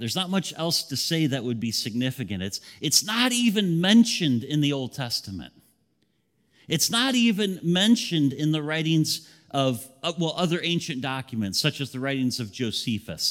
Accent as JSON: {"language": "English", "town": "Grand Ledge", "region": "Michigan", "country": "United States", "tie": "born or raised there", "said": "my hometown of Grand Ledge"}